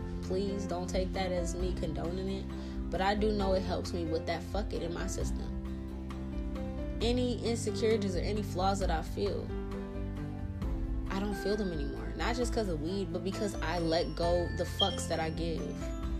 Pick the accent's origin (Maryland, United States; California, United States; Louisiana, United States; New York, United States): Louisiana, United States; New Orleans; now in Pacific Northwest, United States; I came up to where I live now from the south. I'm in Pacific Northwest. I came from New Orleans, the bottom of the boot, the bottom, where it's murder and killings and you be lucky to live to a certain fucking age.